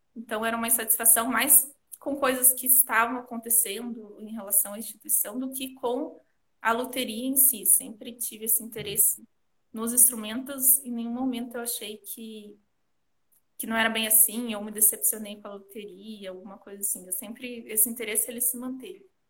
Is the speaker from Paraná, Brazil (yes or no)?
yes; Curitiba, Paraná, Brazil; eu sou aqui de Curitiba